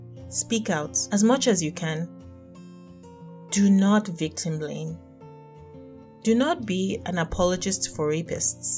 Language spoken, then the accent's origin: English; Nigeria; being Nigerian